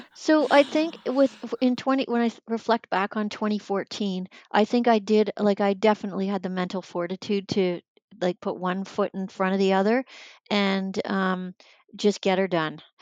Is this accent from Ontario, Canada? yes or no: yes; Sarnia, Ontario, Canada; I grew up in Sarnia, Ontario